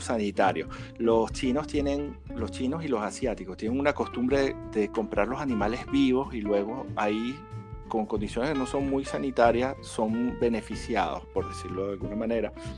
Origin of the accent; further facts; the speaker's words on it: Venezuela; como nosotros estamos en el mundo del café y somos venezolanos